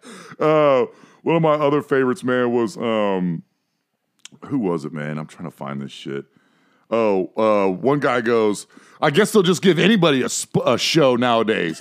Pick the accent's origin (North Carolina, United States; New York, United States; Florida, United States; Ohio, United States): Ohio, United States; I'm from Ohio, so definitely from hillbilly country, but not the South